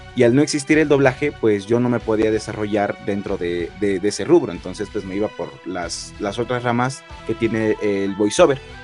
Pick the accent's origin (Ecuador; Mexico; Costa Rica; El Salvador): Ecuador; soy de la ciudad, bueno, soy de Ecuador